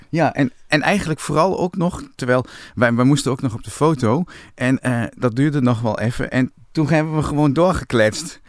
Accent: Winterswijk, Gelderland, Netherlands; toen ik jong was in Winterswijk

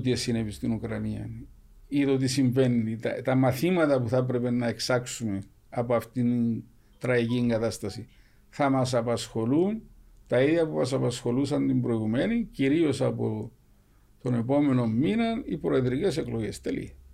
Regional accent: Cyprus; εμεί σαν κύπρο

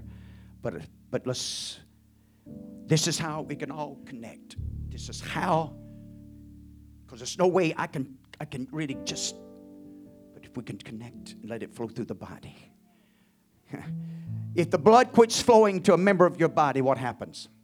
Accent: United States; I'd rather be an American than anything else

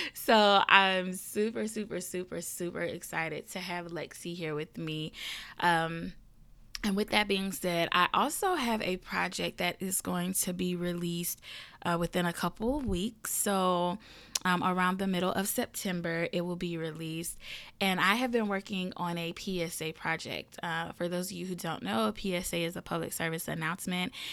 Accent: the South, United States; I am a Southern girl and I am from the South. Um, born and raised, still here

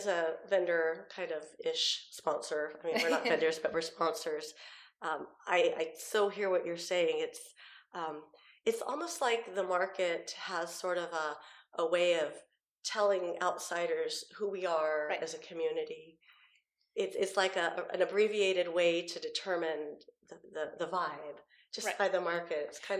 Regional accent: San Jose, California, United States; also born or lived in Washington peninsula; now in Washington, United States; I'm from San Jose, Campbell, California

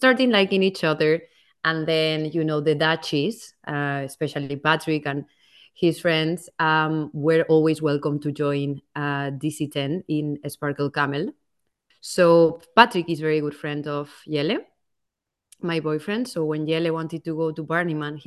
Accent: Valencia, Valencian Community, Spain; now in Amsterdam, Netherlands; So I'm originally from Spain, from Valencia, which is the East Coast.

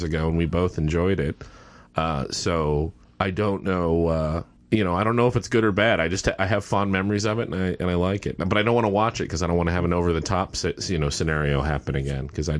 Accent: West Texas, United States; And I'm from West Texas

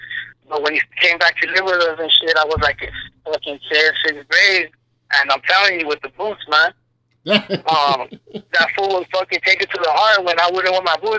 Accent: El Paso, Texas, United States; also born or lived in Ciudad Juárez, Mexico; I was born in Thomason Hospital, which is now UNC, I guess, El Paso, Texas. I was raised in Ciudad Juarez, El Paso. I'm from the Northeast, born and raised, like I said, Devil's Triangle, 799-24.

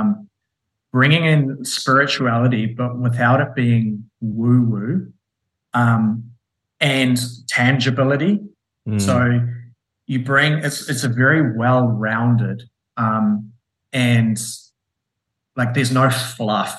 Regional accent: New Zealand; I'm a Kiwi

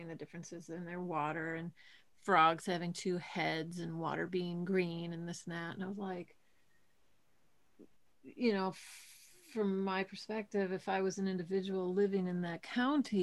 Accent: Milwaukee, Wisconsin, United States; where I grew up in Milwaukee

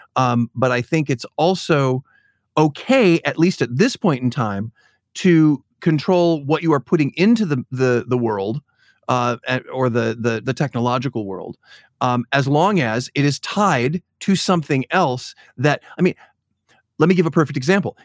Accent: Chicago, Illinois, United States; being a Chicagoan, I've, I've grown up in the Shed Aquarium

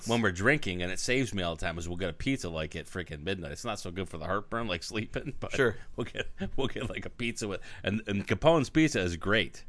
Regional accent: Arizona, United States; I'm from Arizona

